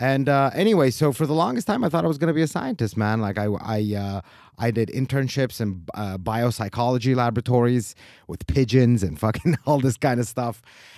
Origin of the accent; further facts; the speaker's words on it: Istanbul, Turkey; English is a second language; moved away as an adult; also born or lived in United States; now in Switzerland; So I was born in Turkey. And then when I was a very small baby, we moved to America with my parents. So I was there until I was 10 years old. Mm. And then the next 10 years, I was in Istanbul.